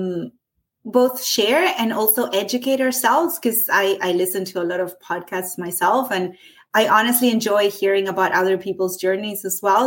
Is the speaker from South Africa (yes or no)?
no; Argentina; moved away as an adult; now in Canada; I'm from Argentina. I immigrated into Canada in 2008.